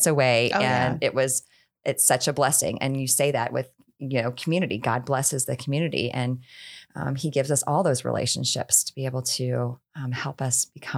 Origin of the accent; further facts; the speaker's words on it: Houston, Texas, United States; I grew up in Houston, Texas, born and raised, and had not ever moved out from there. Most Texans don't, by the way.